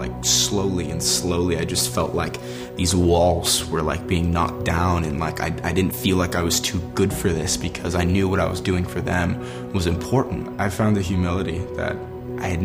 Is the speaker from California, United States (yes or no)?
yes; Los Angeles, California, United States; I grew up acting in Los Angeles